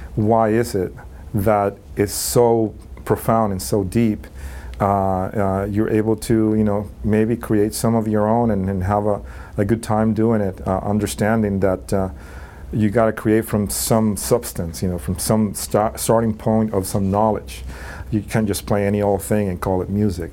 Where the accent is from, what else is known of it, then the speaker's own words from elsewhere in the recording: Puerto Rico; moved away as an adult; also born or lived in New York City; I grew up in uh, Puerto Rico